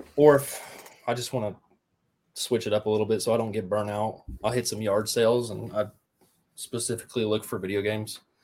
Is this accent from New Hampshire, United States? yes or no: no; Riverside, Ohio, United States; I grew up in Riverside, Ohio